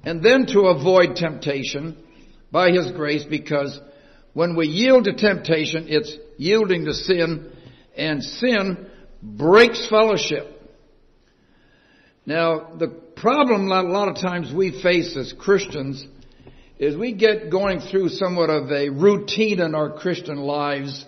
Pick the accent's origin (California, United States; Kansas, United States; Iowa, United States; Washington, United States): Iowa, United States; I was born and reared in Iowa 81 years ago tomorrow. And spent my first 7 grades in a one-room country schoolhouse